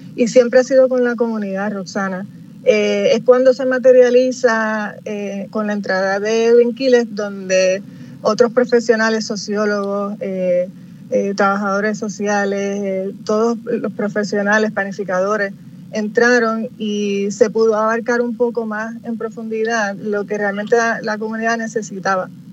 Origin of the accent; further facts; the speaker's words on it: San Juan, Puerto Rico; soy nacida y criada en Cantera